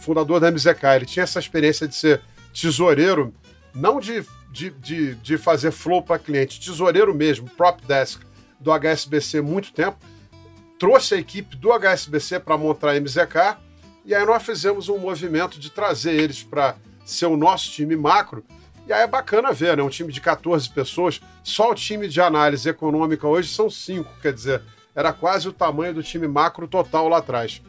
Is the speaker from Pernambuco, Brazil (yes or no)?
no; Rio de Janeiro, Brazil; moved away as an adult; now in São Paulo, Brazil; Eu sou carioca, flamenguista, economista, formado na PUC do Rio de Janeiro